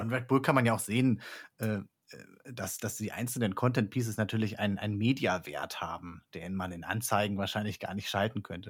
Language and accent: German; Rostock, Mecklenburg-Vorpommern, Germany; now in Catalonia, Spain; aus der Region, wo ich herkomme. Ich komme aus Rostock